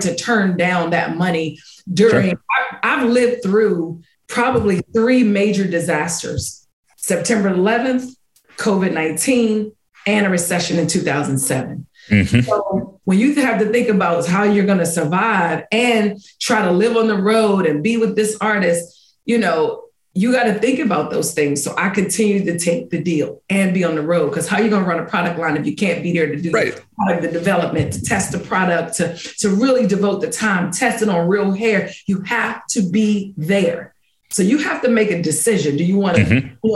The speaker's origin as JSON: {"language": "English", "town": "Washington", "region": "District of Columbia", "country": "United States", "tie": "born or raised there", "said": "a Golden Scissor Award from DC, my hometown"}